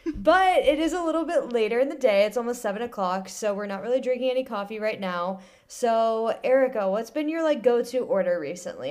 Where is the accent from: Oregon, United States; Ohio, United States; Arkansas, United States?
Ohio, United States; Central; moved away as an adult; now in Lorton, Virginia, United States; I grew up in Central Ohio